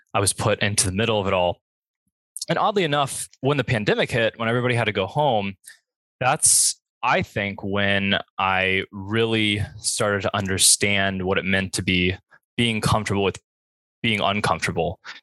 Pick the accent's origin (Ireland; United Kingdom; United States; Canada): United States; Bradenton, Florida; I come from the Bradenton area, which is in general pretty conservative, um, mostly white and uh, the high school I went to was also very white, very conservative, and you know that's what I grew up